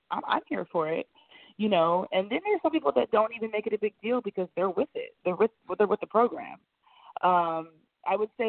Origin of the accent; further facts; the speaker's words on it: Ohio, United States; because I'm from Ohio, so you know LeBron's from Ohio.